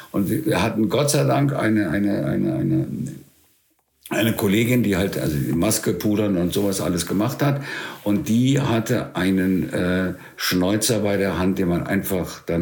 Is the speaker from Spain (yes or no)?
yes; Spain; weil ich bin ja in der Zeit in Spanien groß geworden.